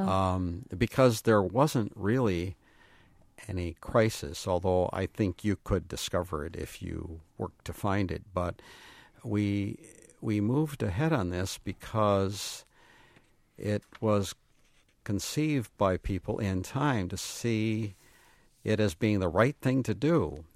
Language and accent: English; Grand Rapids, Michigan, United States; now in Dunn, Wisconsin, United States; I grew up in Grand Rapids in an urban church